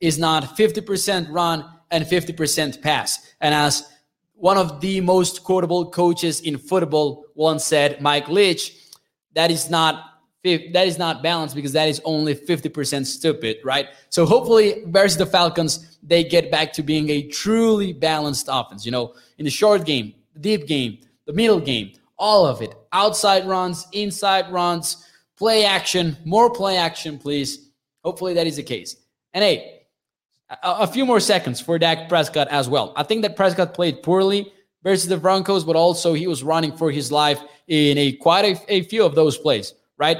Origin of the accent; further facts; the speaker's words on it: Chihuahua, Mexico; my state